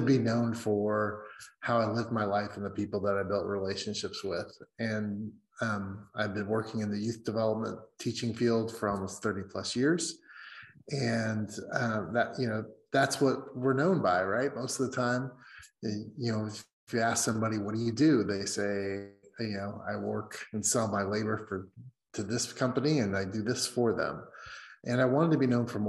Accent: Indiana, United States; now in Seattle, United States; I'm originally from Indiana, from the West, but I'm currently based out of Seattle

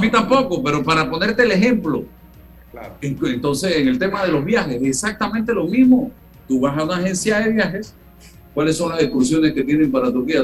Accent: Panama

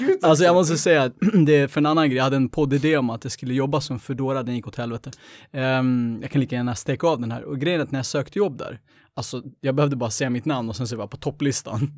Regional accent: Uppsala, Uppsala County, Sweden; jag är uppväxt på landet egentligen. Jag är född i, i Gottsunda

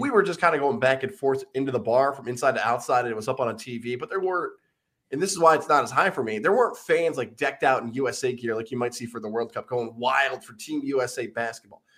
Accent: Syracuse, New York, United States; now in Albany, United States; growing up in Syracuse

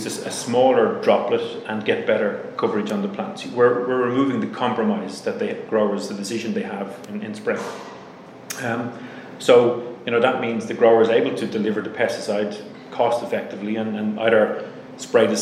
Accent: Ireland; accent: Irish; my Irish accent

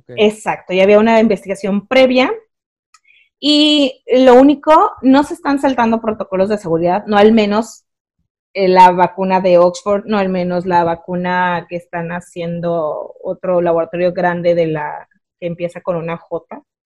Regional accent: Mexico; sí soy de Valle Verde

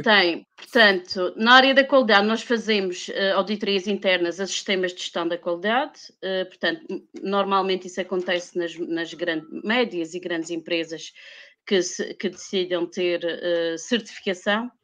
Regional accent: Madeira, Portugal; eu vivo, sou madeirense e vivo na Madeira

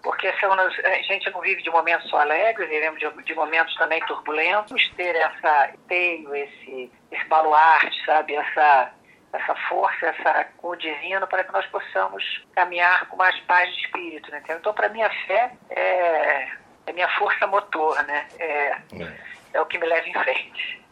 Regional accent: Rio de Janeiro, Brazil; born or raised there

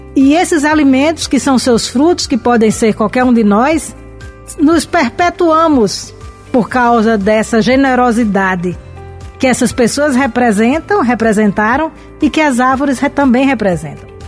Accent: Brazil; moved away; na região de onde nós viemos, de onde eu vim, no Siridó

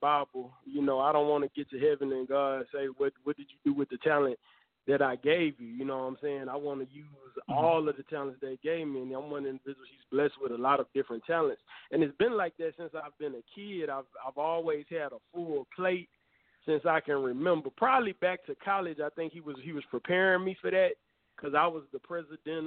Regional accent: Houston, Texas, United States; moved away; I was born and raised in Houston.

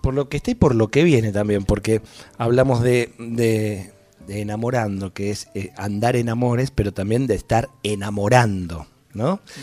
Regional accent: Ramos Mejía, Buenos Aires Province, Argentina; soy de Ramos Mejía

